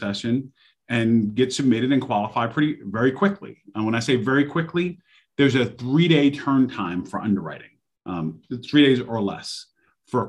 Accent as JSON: {"language": "English", "town": "New York City", "region": "New York", "country": "United States", "moved": "yes", "lives_now": "Charlotte, United States", "said": "That's where I'm from. I'm from New York City. I'm actually 718. I'm Queens."}